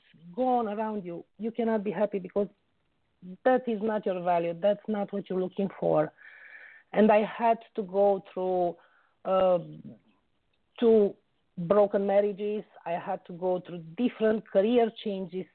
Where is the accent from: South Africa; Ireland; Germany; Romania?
Romania; also born or lived in United Kingdom; now in Oxford, United Kingdom; I was born in Romania and I was raised there.